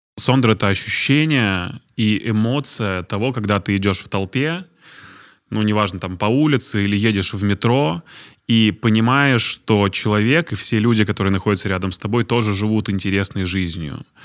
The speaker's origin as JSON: {"language": "Russian", "town": "Izhevsk", "region": "Udmurtia", "country": "Russia", "said": "Я из Ижевска"}